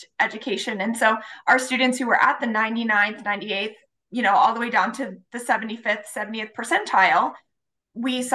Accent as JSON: {"language": "English", "area": "near the Appalachian Mountains", "region": "rural Ohio", "country": "United States", "tie": "born or raised there", "moved": "yes", "lives_now": "Nebraska, United States", "said": "I grew up in Ohio. I went to public schools in a rural area of Ohio, pretty close to the Appalachian Mountains"}